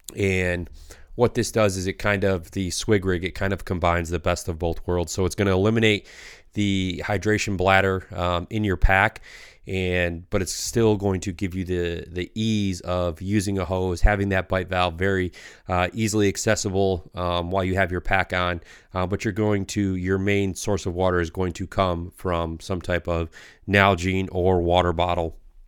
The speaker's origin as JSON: {"language": "English", "region": "Michigan", "country": "United States", "said": "No, yeah. We're from Michigan."}